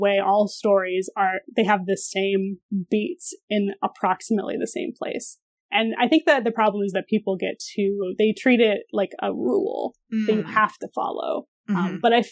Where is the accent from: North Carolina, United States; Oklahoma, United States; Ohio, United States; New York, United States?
Ohio, United States; Sandusky; now in Columbus, United States; I'm from Northern Ohio. I'm from Sandusky, like right on the lake